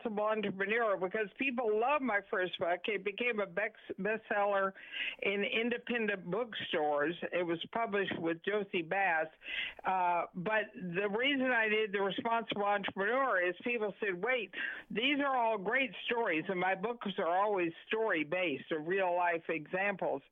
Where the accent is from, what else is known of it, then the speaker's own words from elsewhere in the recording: Wellington, Texas, United States; born in Wellington, Texas, and my dad would say I was reared